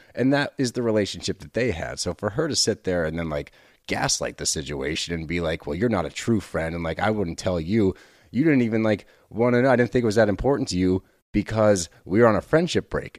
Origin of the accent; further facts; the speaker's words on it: Texas, United States; I was born in Texas